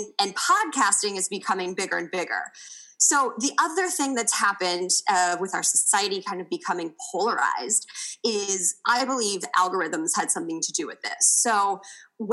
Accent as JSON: {"language": "English", "town": "Kansas City", "country": "United States", "tie": "born or raised there", "also_born_or_lived": "Indiana", "moved": "as an adult", "said": "I grew up in Kansas City and went to school in Indiana"}